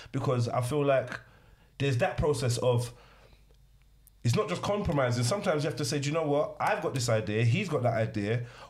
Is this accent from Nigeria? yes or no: yes; Nigeria; I'm from Africa, right? Yeah. I'm from Nigeria.